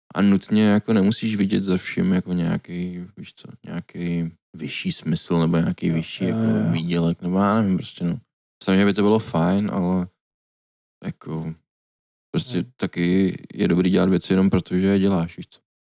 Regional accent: Děčín, Ústí nad Labem Region, Czechia; moved away; u nás v Děčíně

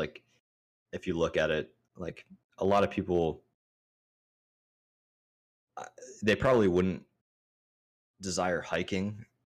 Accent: Maryland, United States; also born or lived in California / Hawaii; So me growing up, I was born in California. Mm-hmm. Spent the 3 years, 2 years in Cali and then 2 years in Hawaii and then jumped over to Maryland. And that's when I started to like actually grow up in the backwoods.

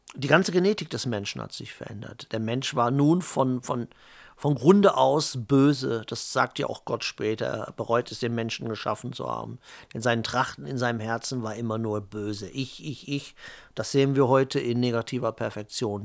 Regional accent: Germany; ich bin halt Deutscher, Italiener, Pole ist in mir drin, holländisches Blut ist in mir drin

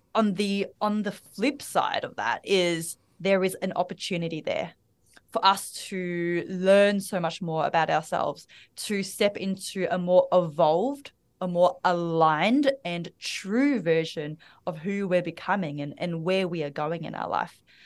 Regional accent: Melbourne, Victoria, Australia; accent: Australian; now in Bali, Indonesia; I am the daughter of immigrant parents. I was born and raised in Melbourne, Australia.

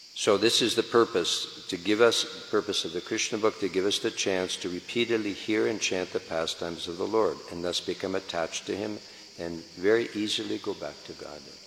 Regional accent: San Francisco, California, United States; I'm from San Francisco

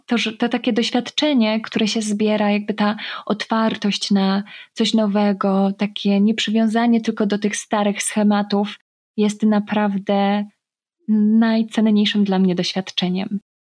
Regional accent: Poland; moved away as an adult; also born or lived in Faroe Islands; jestem z Polski

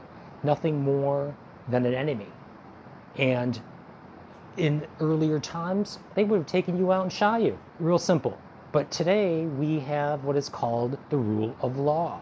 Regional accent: United States; As an American

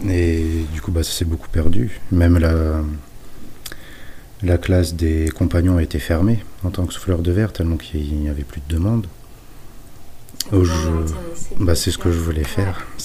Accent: Normandy, France; Donc je préférais m'installer euh, dans ma ville natale.

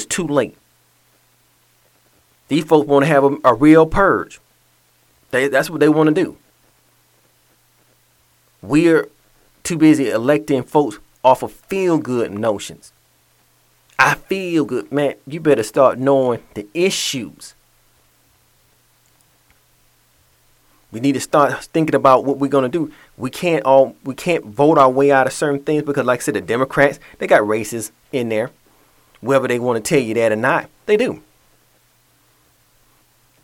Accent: Atlanta, Georgia, United States; moved away; my hometown of Atlanta

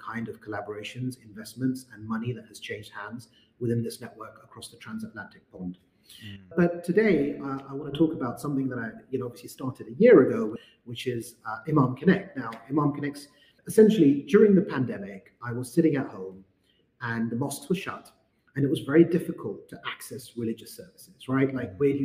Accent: London, United Kingdom; my journey as a British Muslim growing up in London

